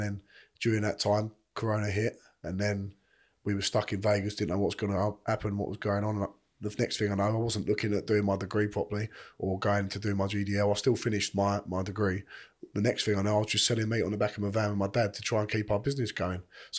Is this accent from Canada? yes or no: no; London, United Kingdom; now in Chelmsford, United Kingdom; I always say we're from East London, but we're really in Essex way, in Chelmsford or something like that.